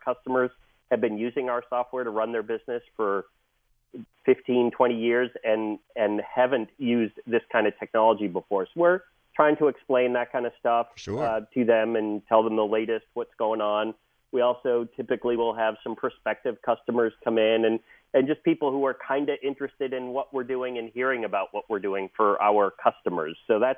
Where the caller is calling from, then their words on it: San Diego, California, United States; I'm calling in from sunny San Diego.